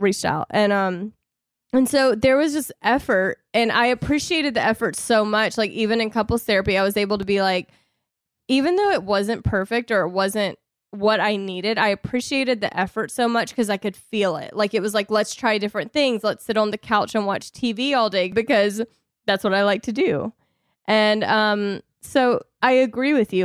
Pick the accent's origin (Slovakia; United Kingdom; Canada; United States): United States; the South; I was raised in the South